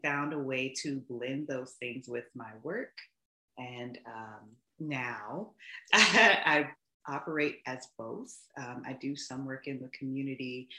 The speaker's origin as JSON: {"language": "English", "town": "Atlanta", "region": "Georgia", "country": "United States", "tie": "born or raised there", "said": "I'm born and raised in Atlanta, Georgia. I call myself a Southerner with some Northern sensibilities"}